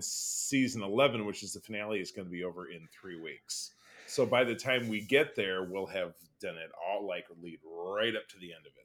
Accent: Grosse Pointe, Michigan, United States; my hometown of Grosse Pointe, Michigan

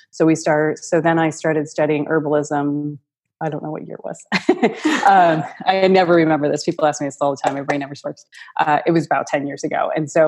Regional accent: Buffalo, New York, United States; moved away; We're originally from Buffalo

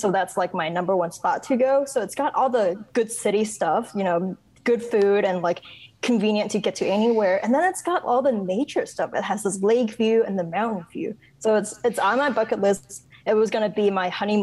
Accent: Hong Kong; moved away as an adult; also born or lived in upstate New York / Chicago; now in Bloomington, United States; I was born and raised in Hong Kong, and then I went to college in upstate New York

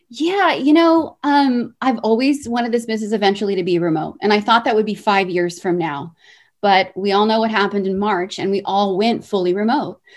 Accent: California, United States; born or raised there

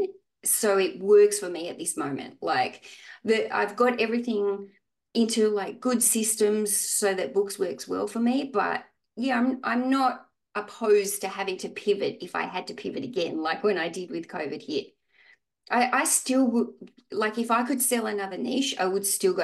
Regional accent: Australia; I'm from Australia.

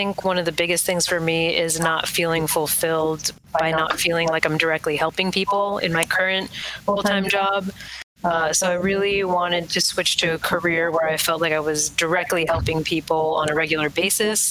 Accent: California, United States; moved away as an adult; also born or lived in New York / Louisiana; now in Vermont, United States; I'm originally from California.

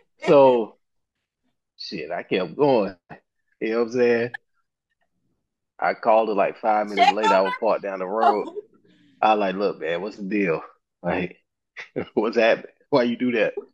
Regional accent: North Carolina, United States; I'm from North Carolina

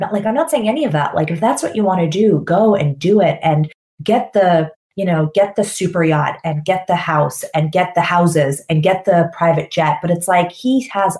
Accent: Canada; moved away; when I lived in North America, I grew up in Canada, I'm Canadian.

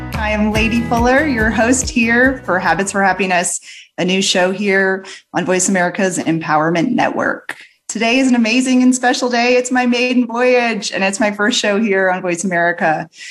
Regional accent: New Orleans, Louisiana, United States; my Southern parents as I hail from New Orleans

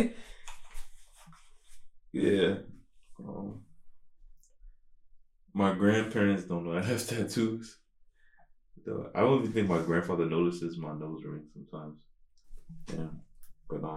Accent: United States; I grew up in the States

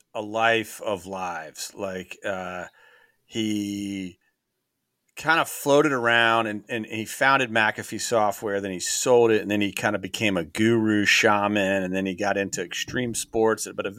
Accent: Raleigh, North Carolina, United States; And he got involved, honestly, because we're from the Raleigh, North Carolina area.

